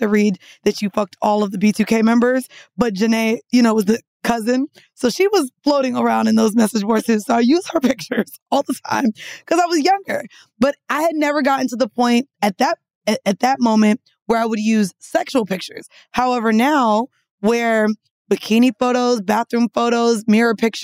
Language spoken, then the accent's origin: English; Florida, United States; we're from Florida. We're some Florida girls